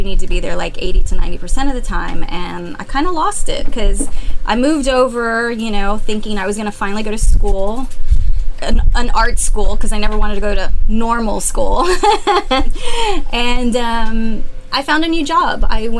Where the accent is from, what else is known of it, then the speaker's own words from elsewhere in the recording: San Antonio, Texas, United States; now in Austin, United States; I knew I wanted to come back to Texas. I missed it so much, and I knew that it wasn't San Antonio